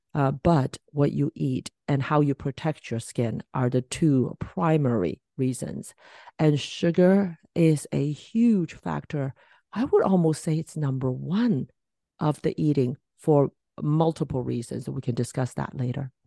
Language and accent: English; Hong Kong; moved away; I was from Hong Kong, so once a year I, I try to go back